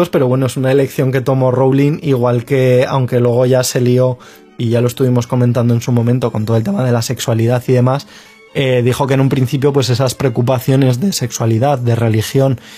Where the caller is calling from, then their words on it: Argentina; de Argentina